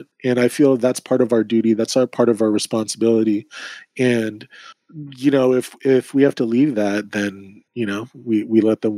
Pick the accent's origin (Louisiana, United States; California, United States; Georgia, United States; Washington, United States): California, United States; Sacramento; moved away as an adult; now in San Francisco, United States; being born and raised in Sacramento